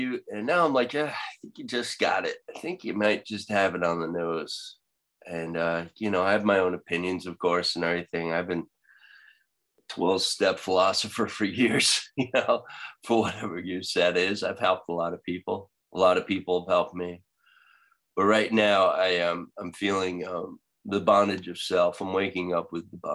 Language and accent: English; Long Island, New York, United States; I'm from Long Island too.